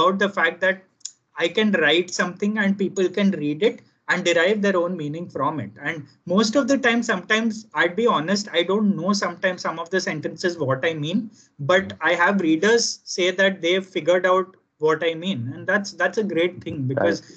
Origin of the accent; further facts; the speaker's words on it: Gujarat, India; kids growing up in Gujarat